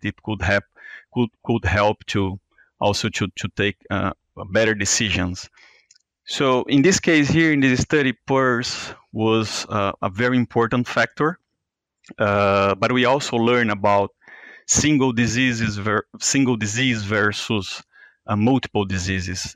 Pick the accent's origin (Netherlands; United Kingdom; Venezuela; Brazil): Brazil; moved away as an adult; now in Iowa, United States; I'm from Brazil, and I, I graduated from there uh, as a DVM back in 2013